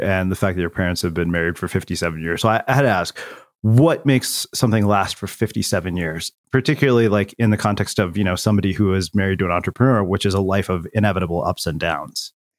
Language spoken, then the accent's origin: English; small Texas town, United States; born or raised there; moved away